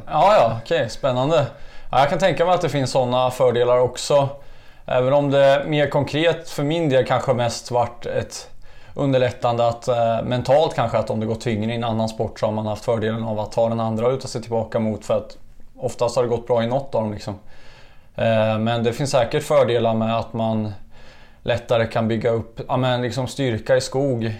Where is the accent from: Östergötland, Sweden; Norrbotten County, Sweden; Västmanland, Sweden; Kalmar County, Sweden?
Östergötland, Sweden; Kimstad; also born or lived in Eksjö; Här är jag född och uppvuxen, så att eh, Kimsta är stället